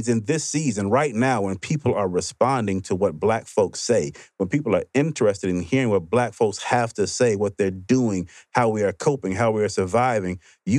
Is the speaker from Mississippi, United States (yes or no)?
yes; Mississippi, United States; I grew up in Mississippi.